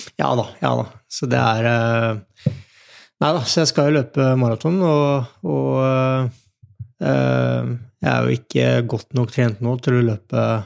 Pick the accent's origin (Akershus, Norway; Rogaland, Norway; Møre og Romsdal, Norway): Akershus, Norway; Nittedal; jeg vokste opp i Nittdal